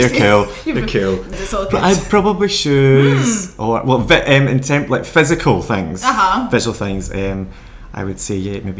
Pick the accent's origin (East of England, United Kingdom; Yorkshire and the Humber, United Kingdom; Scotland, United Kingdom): Scotland, United Kingdom; Exactly. Yes, when I lived in England, there's so many words, and they're not always Scotch dialect